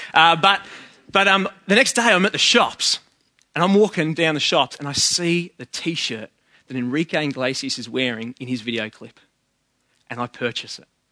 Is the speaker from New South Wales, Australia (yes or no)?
yes; Sydney, New South Wales, Australia; I'm from West